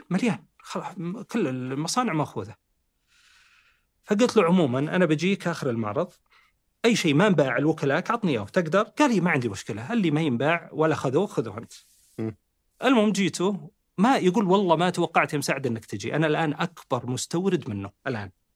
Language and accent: Arabic; Saudi Arabia; احنا كمهندسين سعوديين